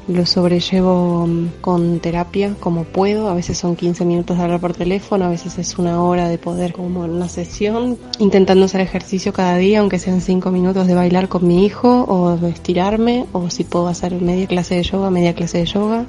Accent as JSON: {"language": "Spanish", "region": "Buenos Aires", "country": "Argentina", "tie": "born or raised there", "moved": "as an adult", "lives_now": "Barcelona, Spain", "said": "nací en Buenos Aires, pero hace cuatro años que vivo en Barcelona."}